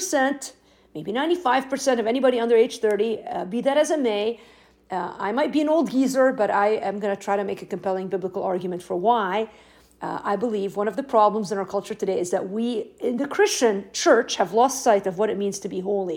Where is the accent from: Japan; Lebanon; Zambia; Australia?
Lebanon; English is a second language; moved away; I'm from Lebanon